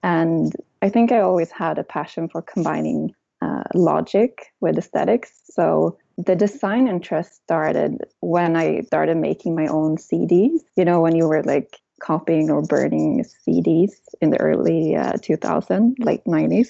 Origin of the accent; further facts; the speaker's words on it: small town outside Gothenburg, Västra Götaland, Sweden; English is a second language; moved away; also born or lived in Germany; I'm from Sweden, as you can probably tell, from a very small town in the countryside outside of Gothenburg on the west coast in Sweden.